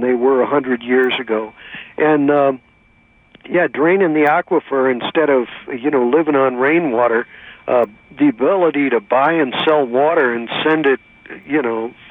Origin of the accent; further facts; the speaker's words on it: Missouri, United States; now in California, United States; I'm from Missouri originally